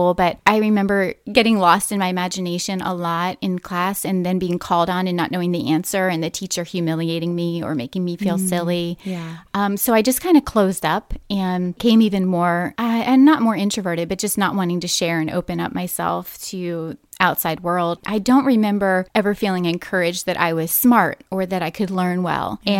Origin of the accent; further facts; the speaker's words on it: West Point, New York, United States; I spent so much time in nature in my early childhood. We grew up in West Point, New York